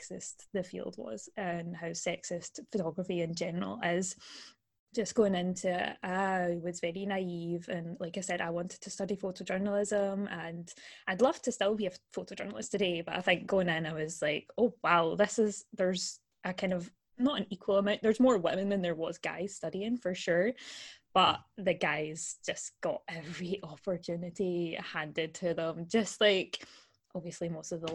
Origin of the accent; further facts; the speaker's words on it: Glasgow, Scotland, United Kingdom; I'm from Glasgow, which is in Scotland in the UK.